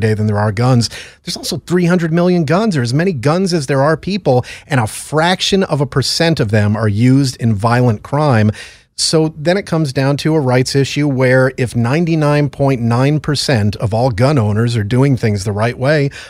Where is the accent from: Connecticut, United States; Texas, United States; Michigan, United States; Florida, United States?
Connecticut, United States; It's my home state